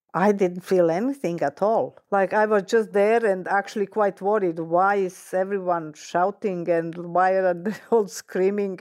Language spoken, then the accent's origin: English; Sarajevo, Federation of Bosnia and Herzegovina, Bosnia & Herzegovina; I was in Sarajevo, former Yugoslavia. That's my hometown